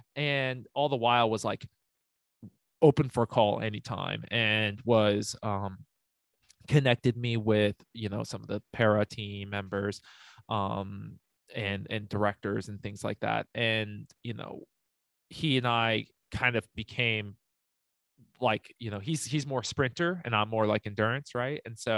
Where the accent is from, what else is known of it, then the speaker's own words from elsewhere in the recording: United States; Yeah, but I mean, I grew up in the mountains. I grew up outside of Lake Tahoe and stuff. So we had winter where I grew up.